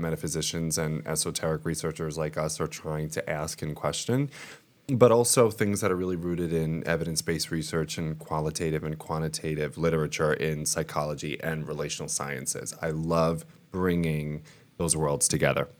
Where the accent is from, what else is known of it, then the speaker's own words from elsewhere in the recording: Long Island, New York, United States; moved away; also born or lived in Rome, Italy; I am from Long Island, New York, but I'm coming at you from Rome, Italy